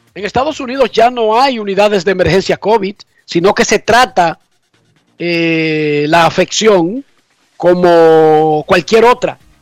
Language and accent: Spanish; Buenos Aires de Herrera, Distrito Nacional, Dominican Republic; yo soy un tonto de Buenos Aires de Herrera